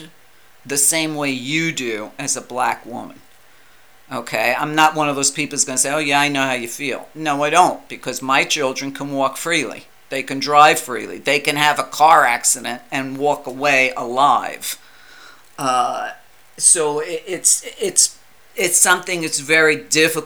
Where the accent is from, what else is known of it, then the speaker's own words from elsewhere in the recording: New York, United States; I'm Italian and I grew up in New York